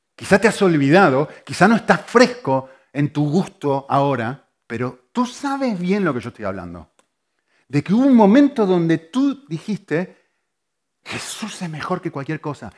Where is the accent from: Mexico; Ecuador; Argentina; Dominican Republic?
Argentina; moved away; yo soy argentino